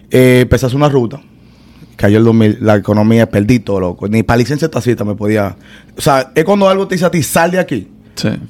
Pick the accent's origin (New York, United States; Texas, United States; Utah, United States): New York, United States; now in Miami, United States; Pero sí, brother, yo soy de, barrio. Eh, bueno, me crié en Nueva York desde niño. Tengo aquí en Miami creo que 11 años.